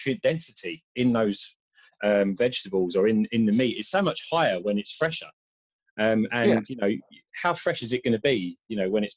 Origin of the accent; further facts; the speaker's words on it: Kent, South East England, United Kingdom; I come from Kent originally.